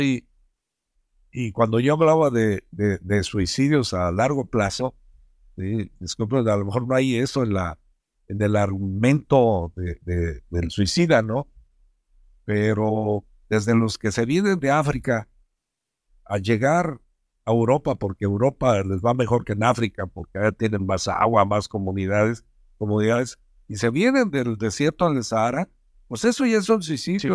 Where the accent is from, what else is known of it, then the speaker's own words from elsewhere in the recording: Mexico; somos mexicanos